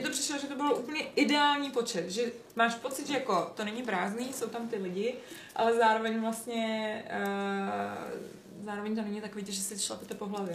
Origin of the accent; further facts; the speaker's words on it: Czechia; jsme z Česka